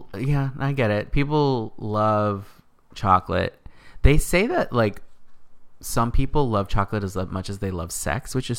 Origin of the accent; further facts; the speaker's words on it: California, United States; I love that I'm from California.